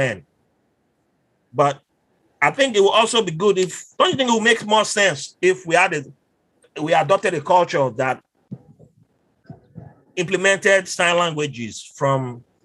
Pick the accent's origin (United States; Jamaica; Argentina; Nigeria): Nigeria; Bayelsa; I'm not from River City, I'm from Bayelsa